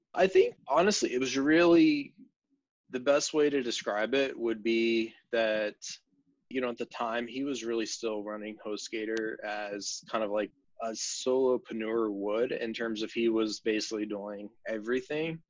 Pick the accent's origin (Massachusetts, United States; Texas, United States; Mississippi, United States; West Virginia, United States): West Virginia, United States; growing up in West Virginia